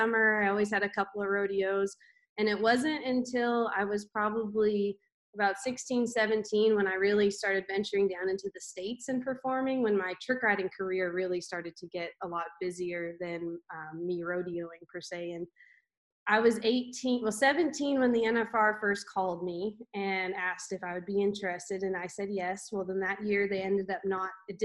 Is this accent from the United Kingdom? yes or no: no; Canada; I never thought as a Canadian, I would go down to, like come down to the US